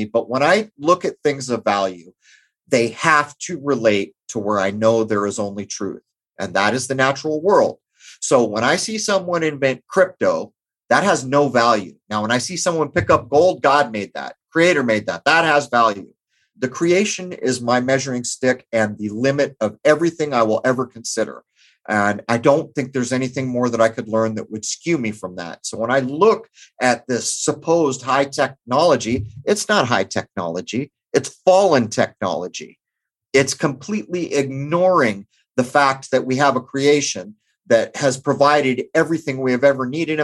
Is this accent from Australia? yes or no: no; Southern California, United States; I grew up in Southern California